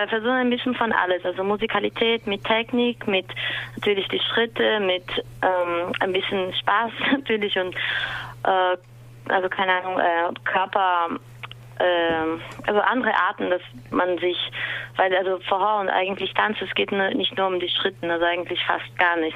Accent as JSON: {"language": "German", "region": "São Paulo", "country": "Brazil", "second_language": "German", "moved": "as an adult", "lives_now": "Berlin, Germany", "said": "ich komme aus Brasilien, São Paulo und ich wohne in Berlin seit vier Jahren"}